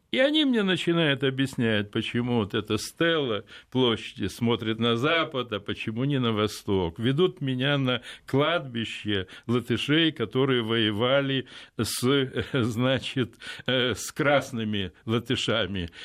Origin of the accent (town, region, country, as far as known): Odesa, Odesa Oblast, Ukraine; born or raised there; now in Moscow, Russia